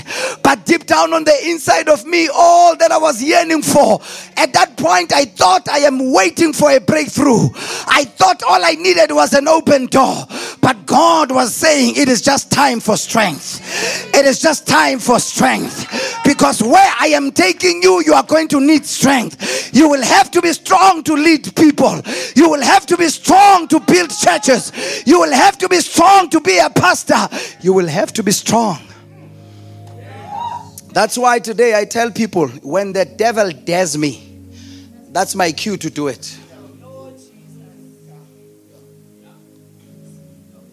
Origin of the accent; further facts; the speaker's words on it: Delmas, Mpumalanga, South Africa; I'm from Delmas. Population of less than 100,000 people. That's where I come from. That's where I was born. That's where I grew up.